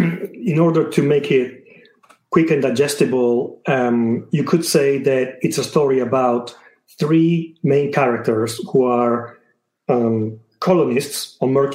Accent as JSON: {"language": "English", "country": "Italy", "accent": "Italian", "said": "my Italian accent"}